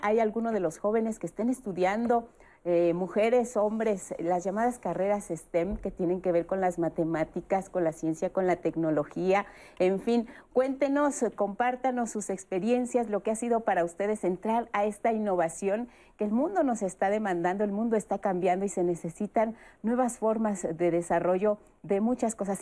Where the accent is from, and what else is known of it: Mexico